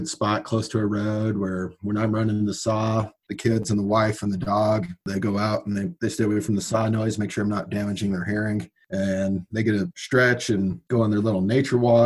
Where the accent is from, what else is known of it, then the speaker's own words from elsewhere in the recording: San Luis Valley, Colorado, United States; also born or lived in Texas; I'm fifth generation from the Valley, raising the sixth generation